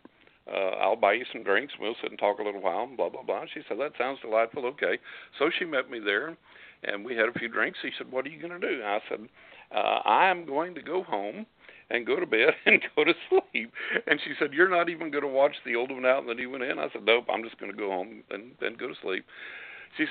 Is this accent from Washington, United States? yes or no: no; West Texas, United States; accent: West Texas; I was born in West Texas, and I still got that West Texas accent